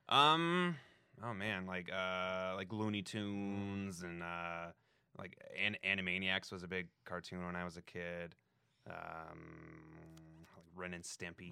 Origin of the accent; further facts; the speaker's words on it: Denver, Colorado, United States; moved away; Denver, like right outside of Denver. Yeah. Uh, Colorado